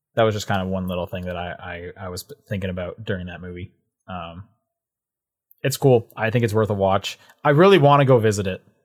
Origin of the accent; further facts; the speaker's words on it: Canada; I would assume you two as well, being Canadian, 'cause we had Blockbuster up until, like, twenty twelve